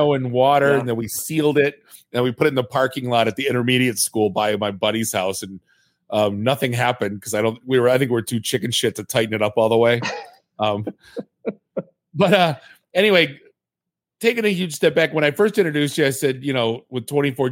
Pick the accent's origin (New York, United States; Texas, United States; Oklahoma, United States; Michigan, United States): Michigan, United States; Warren; I grew up in Warren